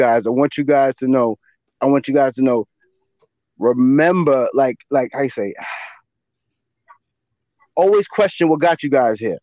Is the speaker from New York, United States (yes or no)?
yes; New York, United States; we're from New York State